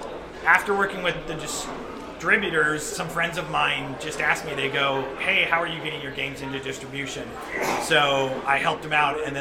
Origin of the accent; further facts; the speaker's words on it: Burlingame, California, United States; I grew up in Burlingame, actually. Right here in San Francisco.